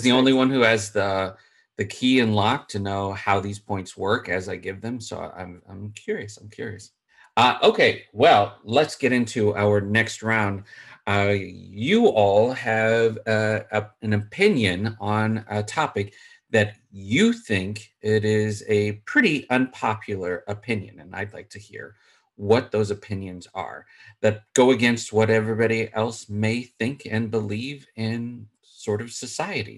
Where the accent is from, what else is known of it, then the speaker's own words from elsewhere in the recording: Chicago, Illinois, United States; I am from Chicago